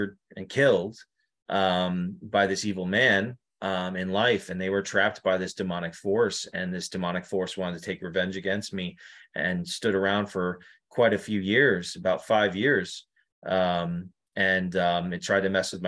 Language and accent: English; New York, United States; now in Connecticut, United States; I live in Connecticut right now. You know, it's probably like a couple of hours away, but I'm originally from New York.